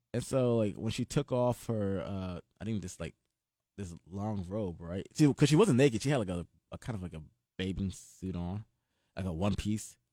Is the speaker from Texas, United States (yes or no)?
no; Atlanta, Georgia, United States; I'm from Atlanta